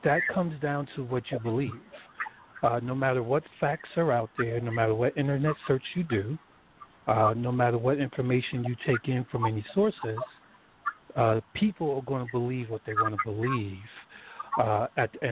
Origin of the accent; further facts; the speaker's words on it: New Jersey, United States; I was born and raised in New Jersey